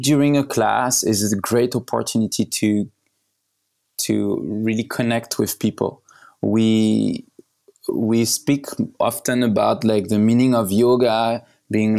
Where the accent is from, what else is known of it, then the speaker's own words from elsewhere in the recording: Paris, Île-de-France, France; I was born in Paris